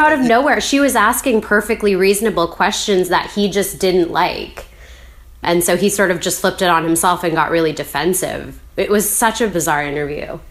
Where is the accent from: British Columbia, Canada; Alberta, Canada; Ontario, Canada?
British Columbia, Canada; Vancouver; I, I'm from Vancouver. I grew up here.